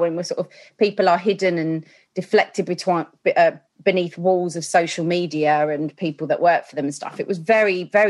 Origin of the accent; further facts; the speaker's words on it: Chingford, London, United Kingdom; moved away as an adult; now in Broxbourne, United Kingdom; Chingford in, what's that, East London